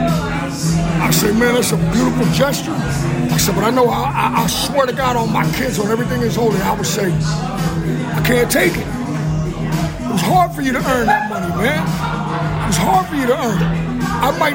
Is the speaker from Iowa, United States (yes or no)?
no; Houston, Texas, United States; now in Dallas, United States; Houston's my hometown